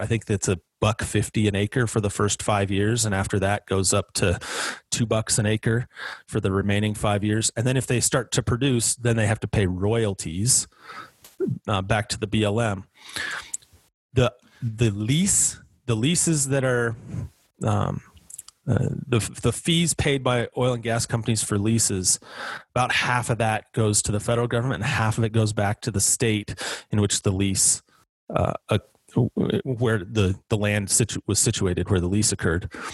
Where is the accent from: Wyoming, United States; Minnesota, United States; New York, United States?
Wyoming, United States; my home state of Wyoming